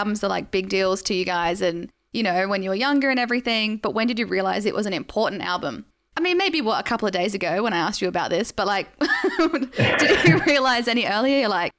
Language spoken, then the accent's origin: English; Adelaide, South Australia, Australia; now in Brisbane, Australia; I'm from Adelaide and for you guys too. So I haven't been in Brisbane super, super long